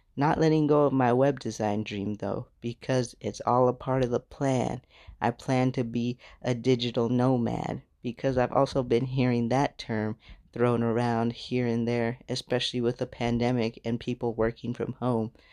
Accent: United States; moved away as an adult; now in Ghana; I'm from America.

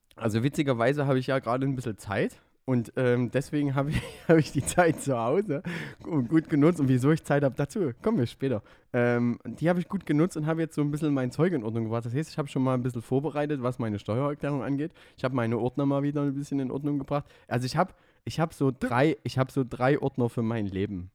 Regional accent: Döbeln, Saxony, Germany; moved away; was meine Heimatstadt ist. Döbeln

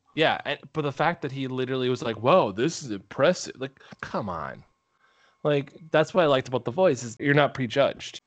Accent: Minnesota, United States; I am from Minnesota. We say pop. duck, duck, gray duck

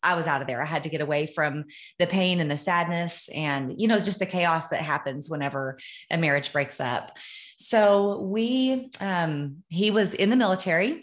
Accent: Amarillo, Texas, United States; I was born in Amarillo, Texas

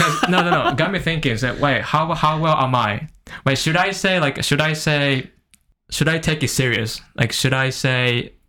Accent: Japan; English is a second language; We don't ask people in Japan.

